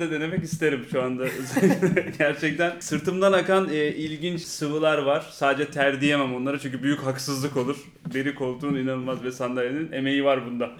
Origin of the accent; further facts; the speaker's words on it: England, United Kingdom; now in Turkey; Ben İngiltere'de doğdum. İngiltere'de büyüdüm. Native İngilizce konuşuyorum.